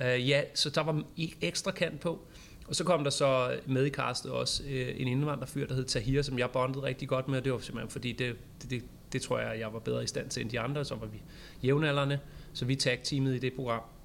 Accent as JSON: {"language": "Danish", "town": "Vallensbæk", "region": "Capital Region of Denmark", "country": "Denmark", "tie": "born or raised there", "also_born_or_lived": "Amager, Copenhagen", "lives_now": "Copenhagen, Denmark", "said": "Jeg, jeg er fra Valdensbæk for at pege på kommunen, jeg er fra."}